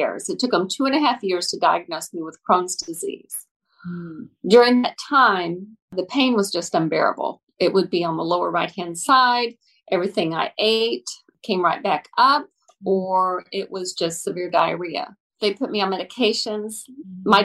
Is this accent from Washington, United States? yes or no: no; Dallas, Texas, United States; I am a Native American or Native Texan. I was born in Dallas here